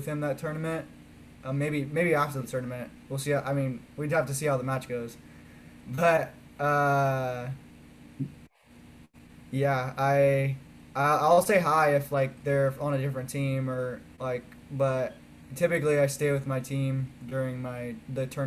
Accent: Vacaville, California, United States; my hometown Vacaville

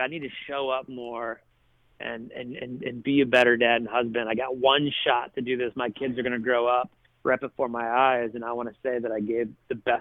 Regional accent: Toledo, Ohio, United States; moved away as an adult; now in Nashville, United States; when I was 16 at Toledo Christian School

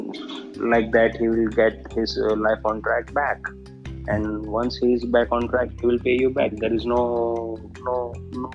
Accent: India; as an Indian, I always say I'm a proud Indian

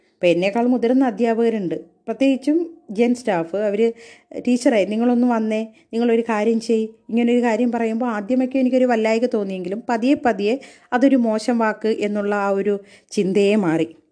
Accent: Kollam, Kerala, India; moved away as an adult; also born or lived in Lakshadweep; ഞങ്ങൾ കൊല്ലംകാരെ

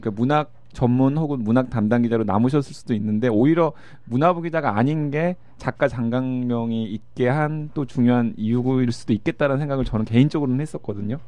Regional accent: Mokpo, South Jeolla, South Korea; 1977년에 목포에서 태어났다라는 걸 쓰는데

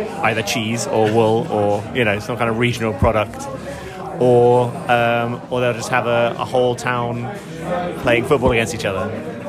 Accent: London, United Kingdom; from London, England.

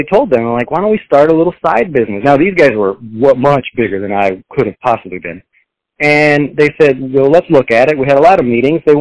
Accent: Texas, United States; moved away; Uh, I'm from Texas originally. That's where I was born.

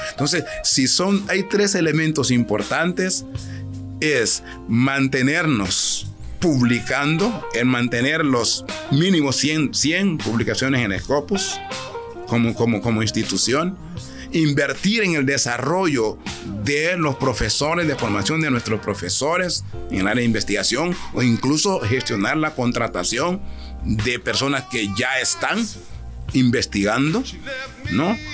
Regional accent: Honduras; mi país, a nuestro país

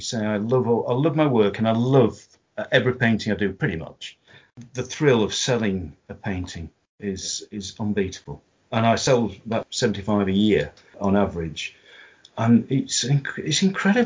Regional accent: Yorkshire and the Humber, United Kingdom; now in Derbyshire, United Kingdom; being a Yorkshireman

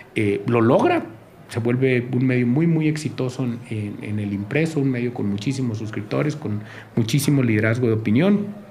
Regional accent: Sinaloa coast, Mexico; moved away as an adult; also born or lived in Guamúchil / Culiacán; Yo nada más nací allí, pero crecí en la costa sinaloense y luego hice la, la prepa en Culiacán

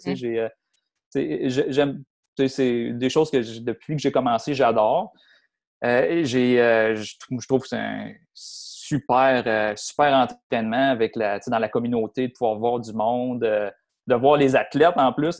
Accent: Montreal, Quebec, Canada; moved away as an adult; also born or lived in Sherbrooke / Victoriaville / Saint-Eustache; now in Blainville, Canada; je viens, de, dans le fond, de Anjou, euh, est de ah! Montréal. Euh, j'ai grandi là euh, toute ma jeunesse

